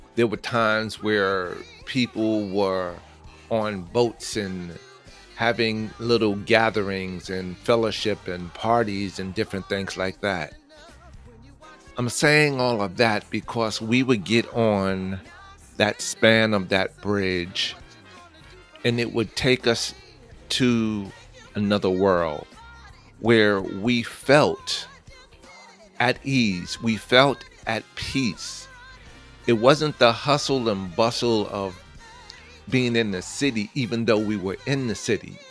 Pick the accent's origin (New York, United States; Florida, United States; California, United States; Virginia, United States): New York, United States; New York City; I'm from New York, born and raised stomping grounds of Queens, Manhattan, the Bronx, Long Island